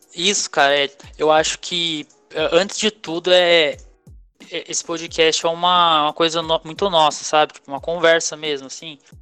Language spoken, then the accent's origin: Portuguese; Pindamonhangaba, São Paulo, Brazil; Sou de Pindamangaba, São Paulo.